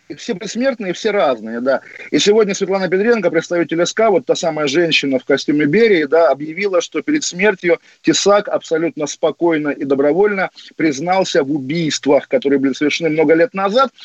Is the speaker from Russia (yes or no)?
yes; Russia; now in London, United Kingdom; я русский в Лондоне, естественно, в Лондоне мое русское национальное чувство цветет